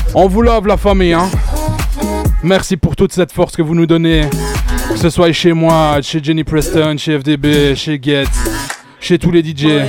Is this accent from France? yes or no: no; Charleroi, Wallonia, Belgium; Je viens de Charleroi, la famille